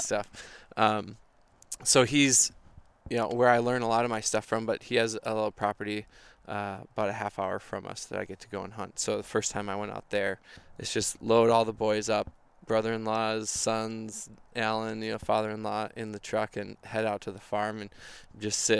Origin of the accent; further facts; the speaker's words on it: Minneapolis, Minnesota, United States; I'm from Minnesota, grew up in Minneapolis, still live here